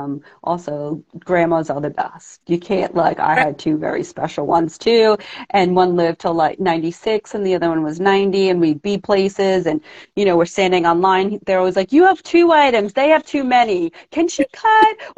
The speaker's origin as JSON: {"language": "English", "region": "New York", "country": "United States", "tie": "born or raised there", "said": "born and raised in New York"}